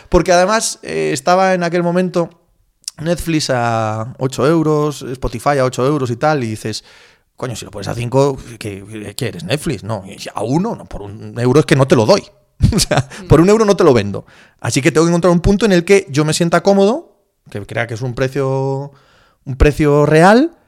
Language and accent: Spanish; Cangas de Narcea, Asturias, Spain; moved away as an adult; now in Madrid, Spain; yo soy un paisano de Cangas de Narcea, de Asturias